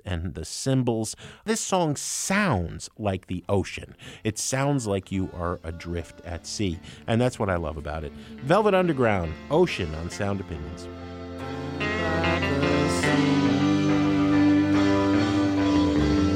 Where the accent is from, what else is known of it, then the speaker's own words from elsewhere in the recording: New Jersey, United States; I grew up in New Jersey.